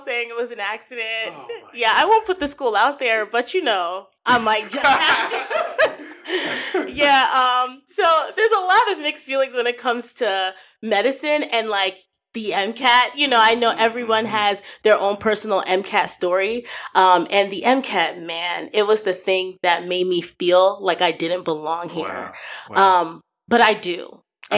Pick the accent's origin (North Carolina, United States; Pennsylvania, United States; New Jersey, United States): New Jersey, United States; moved away as an adult; now in Ohio, United States; I was raised in New Jersey, but I'm Nigerian